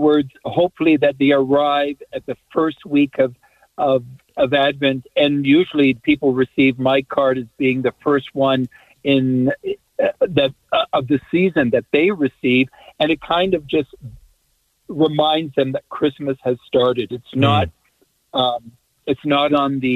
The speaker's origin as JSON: {"language": "English", "country": "Canada", "said": "I'm actually from Canada."}